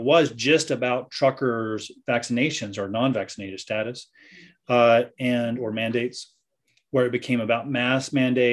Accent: United States; moved away; I'm an American

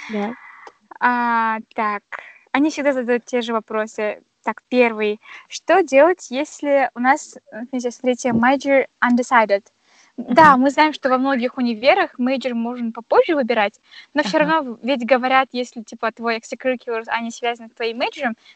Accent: Kazakhstan; ну это мы же казахи до конца

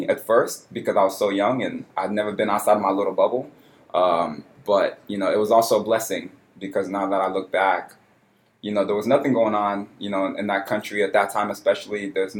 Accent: Houston, Texas, United States; also born or lived in Cameroon; I was born in Cameroon, West Africa, but I grew up in Houston.

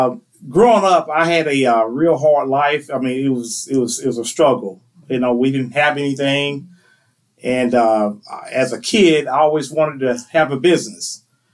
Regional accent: Miccosukee, Florida, United States; also born or lived in Thomasville, Georgia; now in Tallahassee, United States; I was actually born up in Thomasville at Archibald Moore Hospital. Right after I was born, we moved back to Mickasicki, Florida. That's where I'm from. And that's where I grew up at, in Mickasicki.

